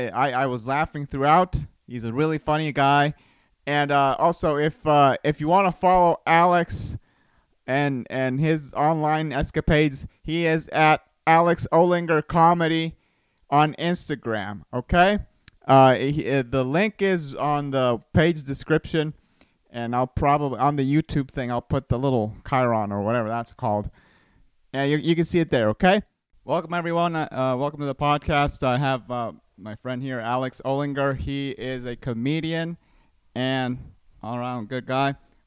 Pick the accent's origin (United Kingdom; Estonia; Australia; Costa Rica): Costa Rica; I grew up in Costa Rica and it's like a very tiny country.